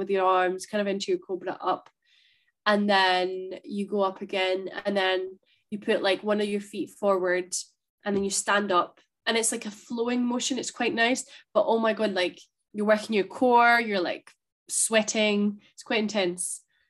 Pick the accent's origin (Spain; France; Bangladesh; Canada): Spain; now in Scotland, United Kingdom; thinking about Spain and growing up